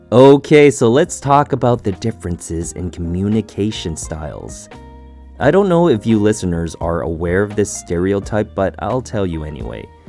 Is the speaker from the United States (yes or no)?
no; Canada; As a Canadian, we tend to say sorry a lot.